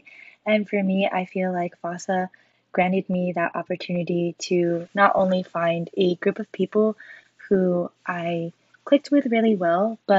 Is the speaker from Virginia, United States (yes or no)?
no; Sacramento, California, United States; moved away as an adult; now in Seattle, United States; I am from Sacramento, California